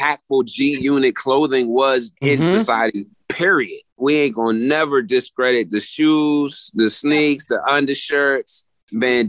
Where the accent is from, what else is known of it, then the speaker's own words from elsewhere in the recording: New Jersey, United States; moved away as an adult; now in Philadelphia, United States; I was born in Jersey and raised in Jersey, Philly adopted me 23 years ago